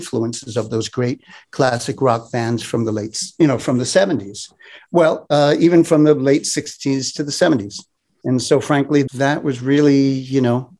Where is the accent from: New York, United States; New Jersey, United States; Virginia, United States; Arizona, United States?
New York, United States; New York City; I was born in Brooklyn, New York, in Bensonhurst, which is known for its greatest pizza.